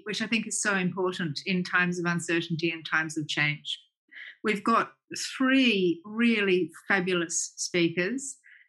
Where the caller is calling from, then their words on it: Melbourne, Victoria, Australia; I'm joining you from Melbourne, from the lands of the peoples of the Eastern Kulin Nation.